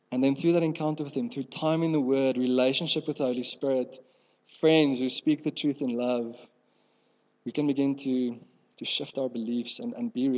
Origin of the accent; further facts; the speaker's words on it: South Africa; first language Afrikaans; English is a second language; I grew up in Afrikaans home.